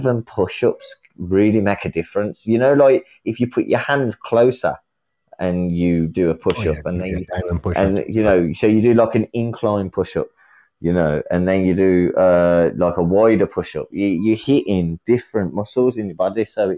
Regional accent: England, United Kingdom; But I'm from England. Yeah, of course. I don't mean to hurt your feelings and that with the way I speak. I'm from England.

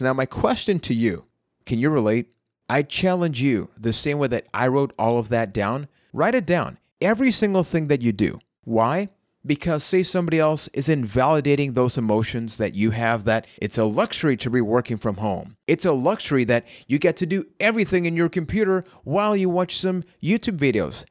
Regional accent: Puerto Rico; I am from Puerto Rico

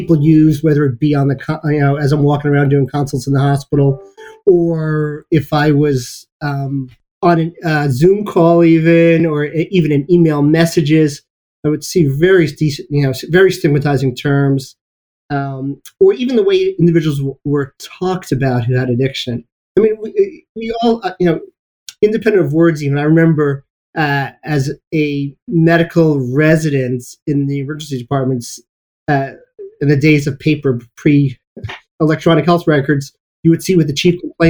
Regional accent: New York City, New York, United States; moved away; also born or lived in Baltimore, Maryland; I grew up in Brooklyn.

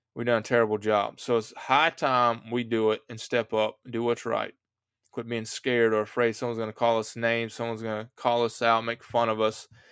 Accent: United States; I'm an American

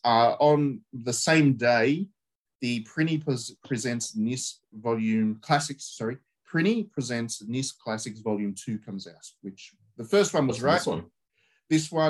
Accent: Australia; we grew up with in Australia

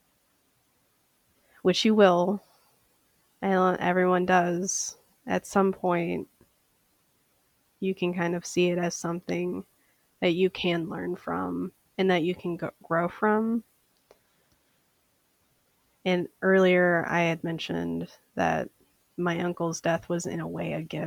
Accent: St. Paul, Minnesota, United States; I am from St. Paul, Minnesota.

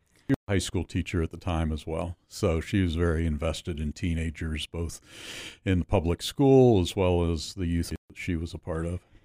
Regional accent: Pittsburgh, Pennsylvania, United States; Grew up in Pittsburgh, southwestern Pennsylvania

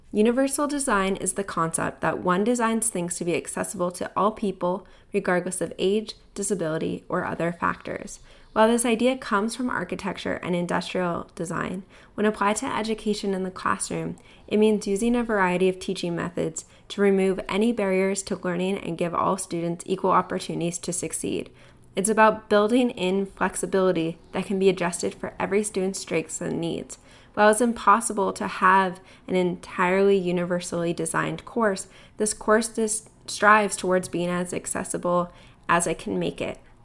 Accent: Southern California, United States; moved away as an adult; also born or lived in Connecticut; now in Canada; I grew up in Southern California between Orange County and L

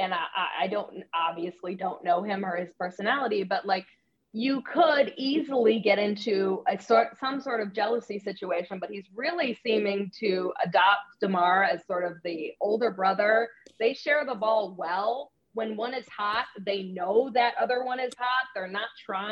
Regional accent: Chicago, Illinois, United States; I'm from Chicagoland

